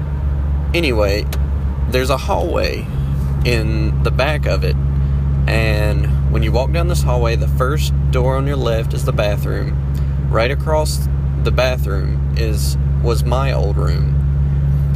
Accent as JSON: {"language": "English", "town": "Danbury", "region": "North Carolina", "country": "United States", "said": "I'm from Danbury, North Carolina. Small little town"}